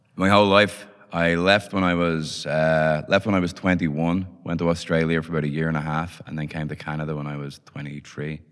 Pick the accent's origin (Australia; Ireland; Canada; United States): Ireland; Dublin, Leinster; I was born in Dublin in late 70s so so grew up in Dublin in the 80s.